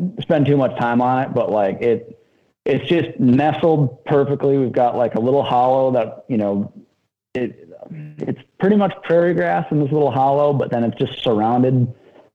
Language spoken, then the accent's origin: English; Blue Mounds, Wisconsin, United States; I'm from Blue Mountains, Wisconsin, grew up out there